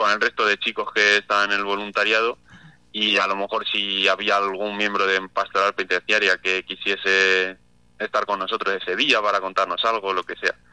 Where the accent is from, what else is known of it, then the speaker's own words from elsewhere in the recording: Ciudad Real, Castilla-La Mancha, Spain; Bueno, pues yo soy de Ciudad Real, de, de la capital